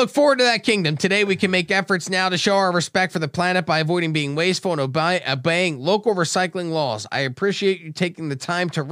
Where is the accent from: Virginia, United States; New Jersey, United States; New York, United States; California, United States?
New Jersey, United States; Brigantine; now in Cape Coral, United States; I grew up in Brigantine, New Jersey